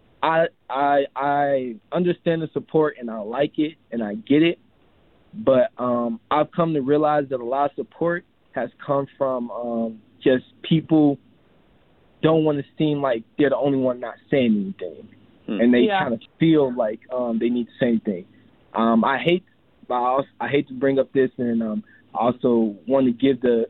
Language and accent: English; Chicago, Illinois, United States; moved away as an adult; I come from Chicago, Southside Chicago, so I come from a majority black neighborhood